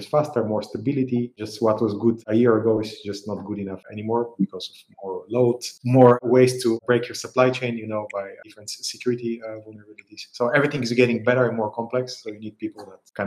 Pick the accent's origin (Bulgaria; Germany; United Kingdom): Bulgaria; now in Amsterdam, Netherlands; I am originally from Bulgaria, currently living in Amsterdam for many years.